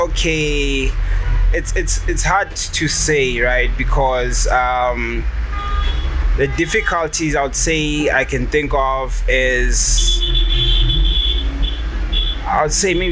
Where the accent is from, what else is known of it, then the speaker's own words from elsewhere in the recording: Pretoria, Gauteng, South Africa; I've been. Uh, I grew up in Pretoria.